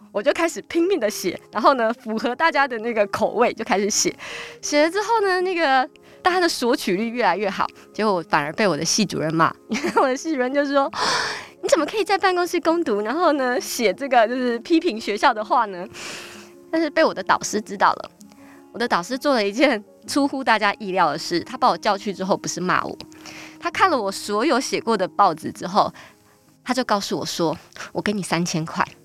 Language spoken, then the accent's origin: Chinese; Tainan, Taiwan; now in New Taipei, Taiwan; 我出生在一个很传统的大家庭里面，对，就是跟爷爷啊，然后伯父们一起住。然后呢 ，呃，我们家虽然很传统，但在台南是开二手书店的